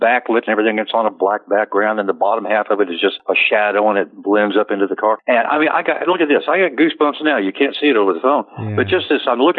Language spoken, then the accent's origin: English; Wichita, Kansas, United States; moved away as an adult; also born or lived in San Bernardino, California; I was raised in Wichita, Kansas